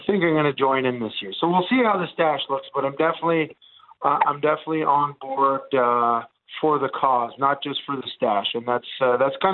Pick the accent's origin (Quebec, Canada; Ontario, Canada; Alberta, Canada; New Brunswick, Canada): Quebec, Canada; Montreal; first language Italian; English is a second language; So I grew up in an Italian neighborhood in Montreal